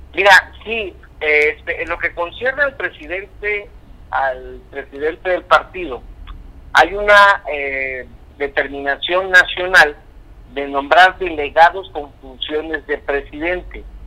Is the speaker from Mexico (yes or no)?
yes; Mexico; como mexicanos